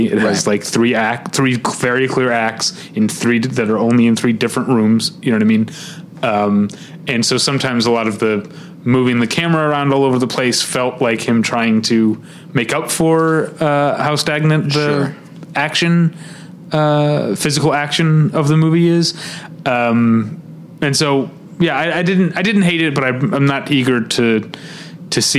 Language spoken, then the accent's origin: English; St. Louis, Missouri, United States; now in Los Angeles, United States; I grew up in St. Louis at a time when there were three Landmark theaters there.